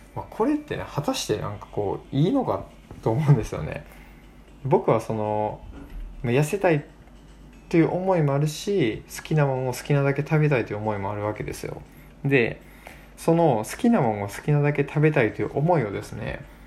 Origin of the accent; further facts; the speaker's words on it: Kochi, Japan; moved away as an adult; also born or lived in Tokyo; 僕は高知で生まれ育った